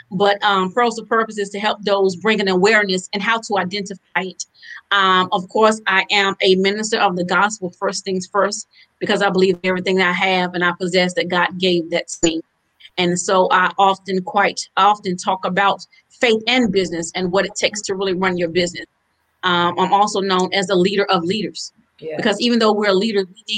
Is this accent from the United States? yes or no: yes; Halifax County, North Carolina, United States; now in Durham, United States; I'm originally from Halifax County, but I now reside in Durham, North Carolina